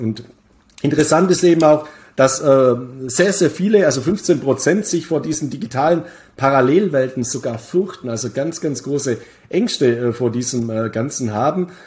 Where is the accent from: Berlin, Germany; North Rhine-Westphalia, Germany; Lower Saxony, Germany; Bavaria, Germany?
Bavaria, Germany; meine Heimat Bayern